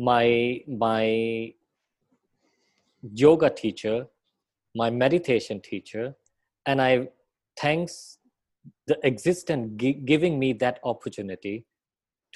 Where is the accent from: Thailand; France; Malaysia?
Thailand; I am Thai. I was born in Thailand